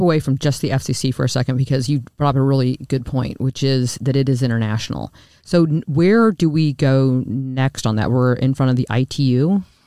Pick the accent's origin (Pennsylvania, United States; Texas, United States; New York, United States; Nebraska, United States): Nebraska, United States; Lincoln; I'm from Nebraska I though I'm from Lincoln which I grew up